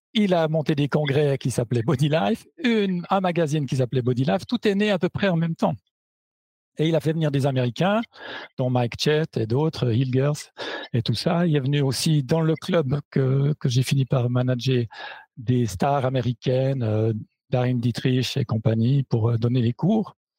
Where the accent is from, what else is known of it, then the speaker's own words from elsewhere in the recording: Switzerland; moved away as an adult; now in Germany; à l'origine, j'étais, donc je suis suisse, à l'origine, j'étais prof je suis parti pour une plus belle que les autres euh, en Allemagne, où j'ai découvert la branche du fitness et où je suis resté depuis